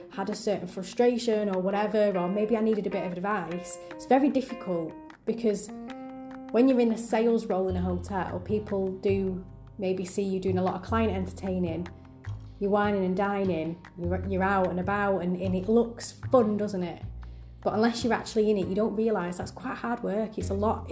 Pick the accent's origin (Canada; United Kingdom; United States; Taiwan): United Kingdom; Manchester, North West England; I'm very proud to be part of the Manchester region, simply because it's my hometown